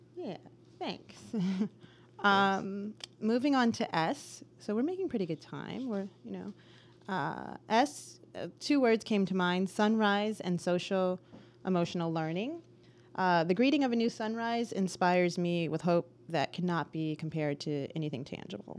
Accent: Bloomfield Township, Michigan, United States; I'm from Bloomfield Township, Michigan

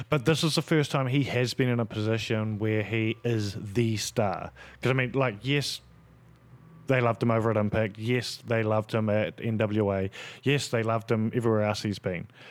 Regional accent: New Zealand; me being a Kiwi

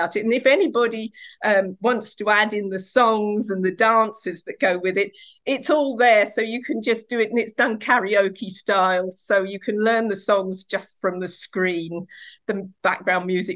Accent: Essex, East of England, United Kingdom; I was born in Essex in the 1960s, and I grew up in a farming community.

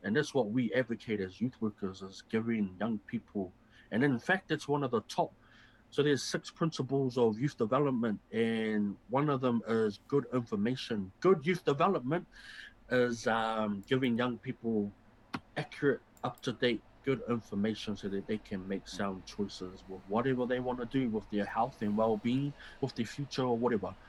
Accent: New Zealand; as Kiwi, as Māori, as Pacifica, as New Zealanders

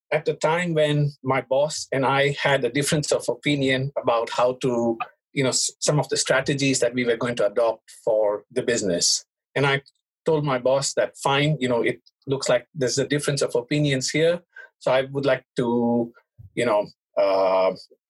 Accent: India; moved away as an adult; also born or lived in Hong Kong; now in Japan; I was born in Hong Kong, but I was raised in India

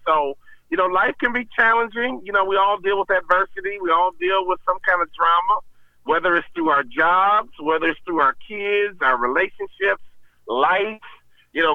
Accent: Chicago, Illinois, United States; moved away; also born or lived in Minnesota; I grew up in Chicago on the South Side and had a great childhood

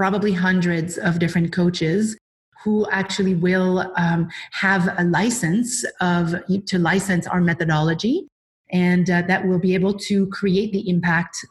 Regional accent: Quebec City, Quebec, Canada; also born or lived in British Columbia; now in Vancouver Island, Canada; I'm originally from Quebec City, and I moved to BC about 24 years ago

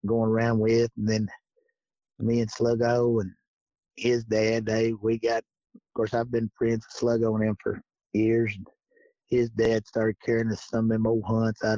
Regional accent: Flaherty, Kentucky, United States; I grew up right here in Mead County, Kentucky, Flaherty, little old town called Flaherty

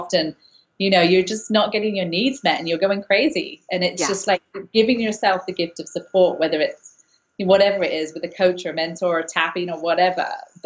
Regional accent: England, United Kingdom; now in San Francisco, United States; I'm from England, and I just went to see my family, which was lovely. They're in England.

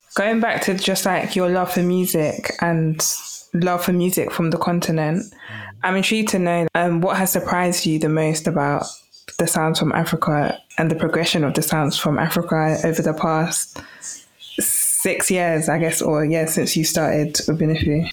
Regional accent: London, United Kingdom; growing up in London

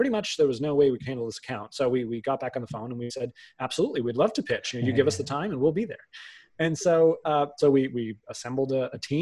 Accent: outside of Boston, Massachusetts, United States; I grew up outside of Boston.

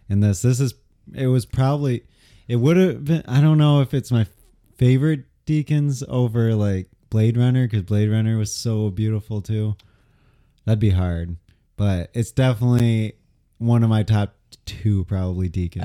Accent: United States; being an American

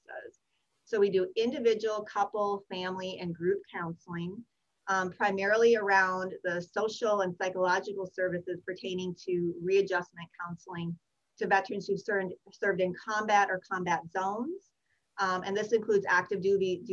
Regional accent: Wisconsin, United States; moved away as an adult; also born or lived in Minnesota; now in Marietta, United States; I grew up in Wisconsin

